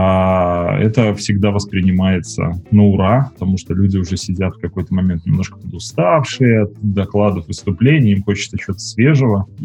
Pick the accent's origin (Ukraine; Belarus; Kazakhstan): Belarus; Minsk; я из Минска.